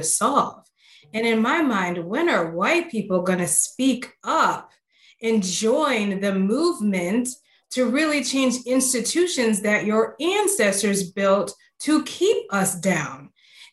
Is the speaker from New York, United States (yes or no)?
no; Chicago, Illinois, United States; now in Austin, United States; I'm from Chicago, and so my transition to Austin has been quite interesting.